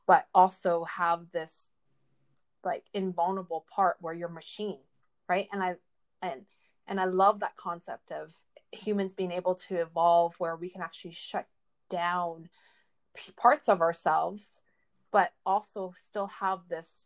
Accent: Canada; I grew up Chinese, but I was born in Canada here, so North America

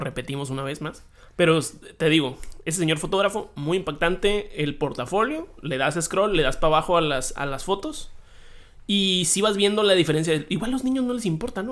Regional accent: Hermosillo, Sonora, Mexico; now in Tijuana, Mexico; yo nací en Hermosillo, Sonora. Y luego dije, vamos vámonos todavía más al norte, ¿no? Vámonos a Tijuana

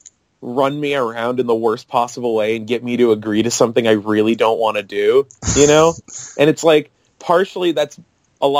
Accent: Oregon, United States; I'm from Oregon

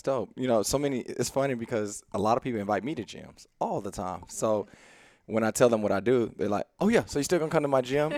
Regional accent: Houston, Texas, United States; we grew up in East Houston

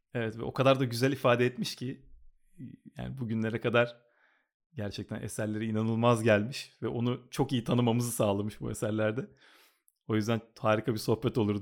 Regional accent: Istanbul, Turkey; moved away as an adult; now in Los Angeles, United States; bütün çocukluğumu, işte öğrencilik hayatımı, liseyi falan hep oralarda geçirdim. Kadıköy'de geçirdim

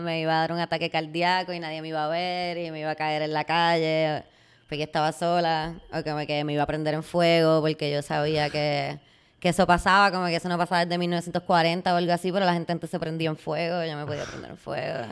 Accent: Puerto Rico; yo como muchos puertorriqueños

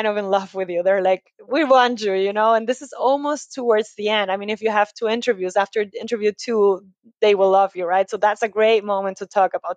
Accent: Ecuador; now in Germany; I come from Ecuador in South America

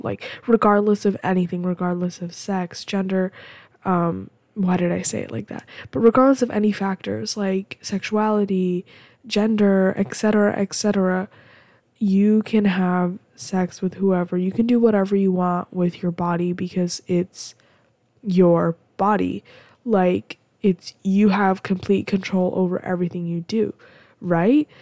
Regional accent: United States; I'm American

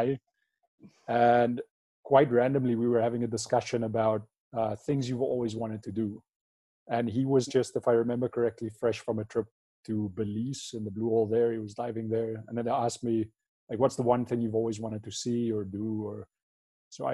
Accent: Fish Hoek, Western Cape, South Africa; also born or lived in Norway; now in Tenerife, Spain; originally I'm from South Africa, small town called Fishhoek, which is near Cape Town.

